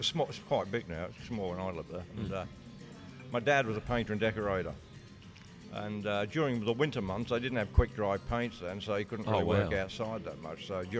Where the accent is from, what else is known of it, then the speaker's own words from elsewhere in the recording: Congleton, North West England, United Kingdom; born there; moved away; I was born in a place called Congleton, which is up in the Midlands of England.